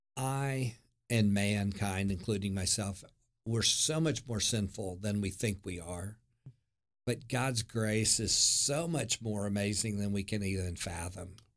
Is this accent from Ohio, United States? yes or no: no; Norman, Oklahoma, United States; born and raised in Norman, Oklahoma